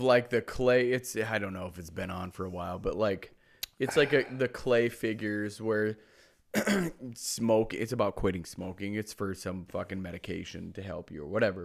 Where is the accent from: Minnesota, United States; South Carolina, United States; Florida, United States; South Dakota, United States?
South Dakota, United States; Mitchell; my hometown, Mitchell, South Dakota